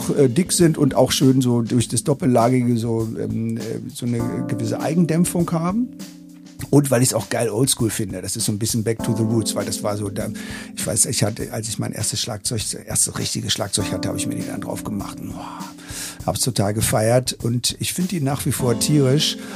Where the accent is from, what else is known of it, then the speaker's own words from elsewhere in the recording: Berlin, Germany; Ich bin äh, aus Berlin.